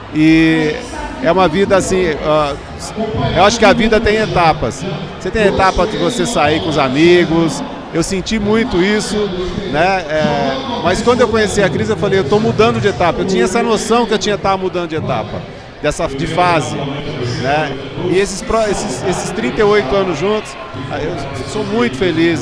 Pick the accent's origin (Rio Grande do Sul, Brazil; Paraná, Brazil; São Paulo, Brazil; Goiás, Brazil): São Paulo, Brazil; Botucatu; Sou botucatuense da Gema, né? Nasci em Botucatu, saí para fazer faculdade, depois voltei.